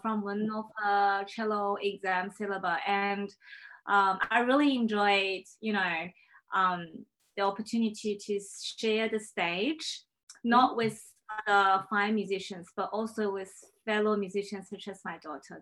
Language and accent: English; Shanghai, China; English is a second language; also born or lived in Paris, France; now in Brisbane, Australia; I was born in China